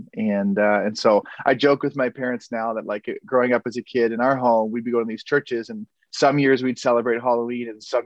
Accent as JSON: {"language": "English", "region": "Prince Edward Island", "country": "Canada", "moved": "yes", "lives_now": "Portland, United States", "said": "So I'm from Prince Edward Island, Canada. That's where my family's all from"}